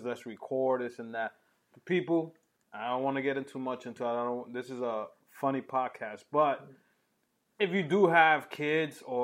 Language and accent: English; New York City, New York, United States; growing up in New York